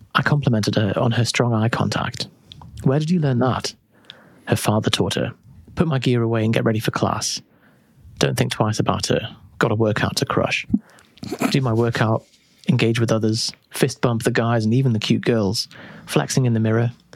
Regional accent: United Kingdom; we're too British

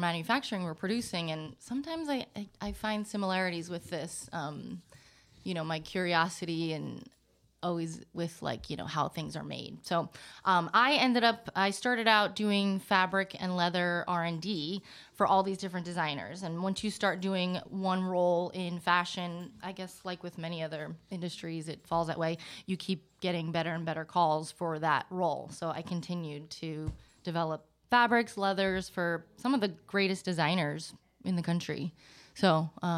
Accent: New York, United States; moved away as an adult; also born or lived in New Jersey / Los Angeles / Roussillon; I grew up mostly in New York

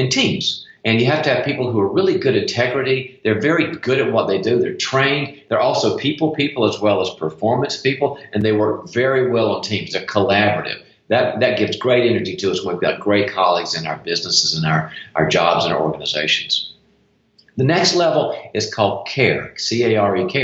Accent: the South, United States; moved away; I'm originally from the South

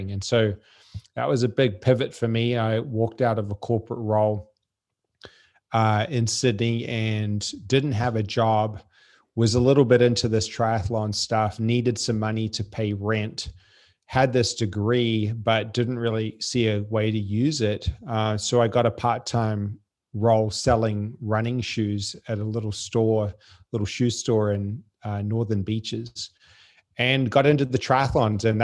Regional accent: French Polynesia; born there; I was born in Tahiti. They lived on a, a boat at the time.

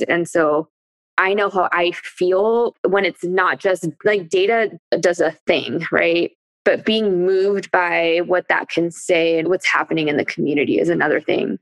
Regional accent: Bay Area, California, United States; I'm from the Bay Area

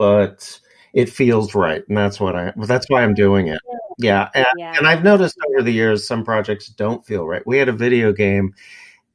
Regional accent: Bay Area, California, United States; moved away as an adult; now in Sacramento, United States; I'm from the Bay Area

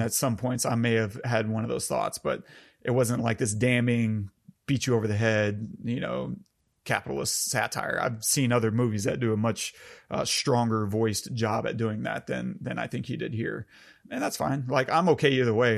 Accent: United States; as an American

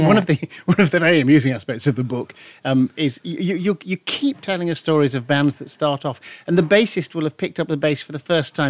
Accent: Bradford, Yorkshire and the Humber, United Kingdom; I was born in Bradford.

